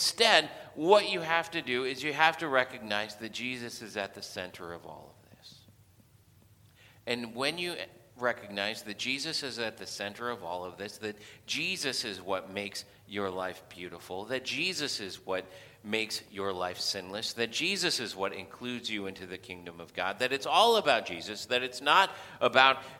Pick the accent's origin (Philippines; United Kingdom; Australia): Philippines; moved away; I grew up in the Philippines